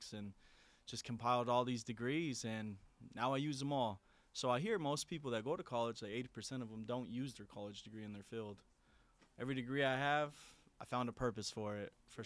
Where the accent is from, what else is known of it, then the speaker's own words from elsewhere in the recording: Phoenix, Arizona, United States; born and raised in South Phoenix